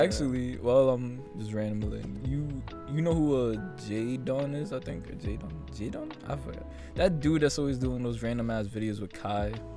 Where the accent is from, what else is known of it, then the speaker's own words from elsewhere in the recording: Jamaica; as a Jamaican guy